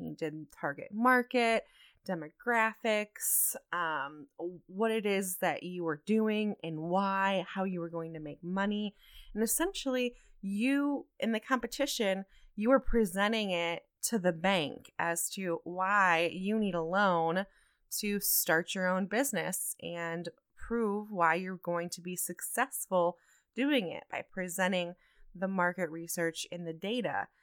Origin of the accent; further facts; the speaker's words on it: Toledo, Ohio, United States; moved away as an adult; also born or lived in New Mexico; I was born and raised in Toledo, Ohio